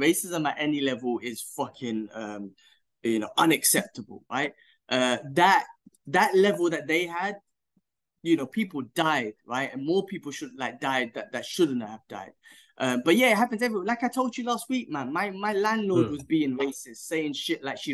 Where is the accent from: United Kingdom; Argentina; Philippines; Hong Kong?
United Kingdom; moved away; I'm British